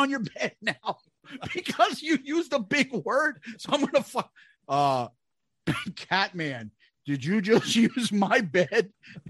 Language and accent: English; Brooklyn, New York, United States; I'm a kid from Brooklyn.